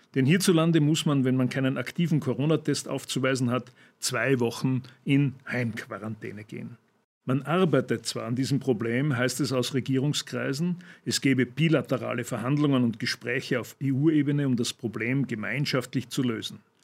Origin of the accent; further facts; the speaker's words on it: Austria; bei uns in Österreich